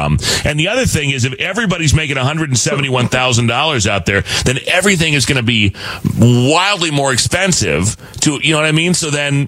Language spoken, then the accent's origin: English; Arizona, United States; growing up in Arizona